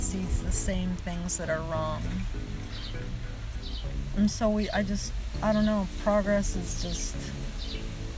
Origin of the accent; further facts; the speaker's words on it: Seattle, Washington, United States; first language Spanish; English is a second language; also born or lived in Mexico; I grew up in the Seattle area